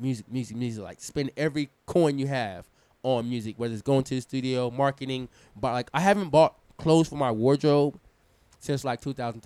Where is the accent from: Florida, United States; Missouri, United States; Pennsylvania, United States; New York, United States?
New York, United States; I'm from New York. I know how to hustle.